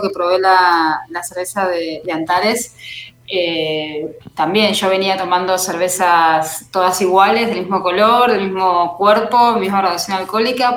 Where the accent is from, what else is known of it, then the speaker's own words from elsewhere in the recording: Mar del Plata, Buenos Aires Province, Argentina; Mar del Plata, que es en la costa de, Argentina, en la ciudad de donde soy